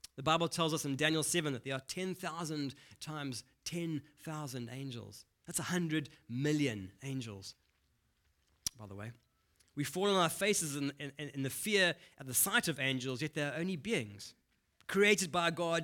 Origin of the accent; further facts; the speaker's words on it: Durban, KwaZulu-Natal, South Africa; accent: Durban; moved away; I grew up in Durban, so I have a bit of a Durban accent